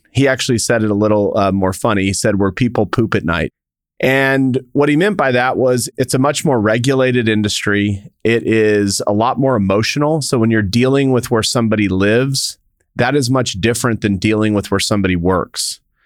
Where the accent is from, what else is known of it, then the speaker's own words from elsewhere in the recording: El Paso, Texas, United States; I grew up in El Paso, Texas